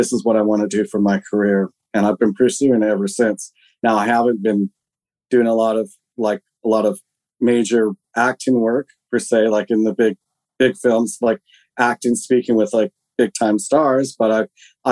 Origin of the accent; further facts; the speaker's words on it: Alert Bay, British Columbia, Canada; also born or lived in Switzerland / Airolo, Switzerland; I was born in British Columbia in a place called Alert Bay, which is on this very tiny island off the northeastern tip of Vancouver Island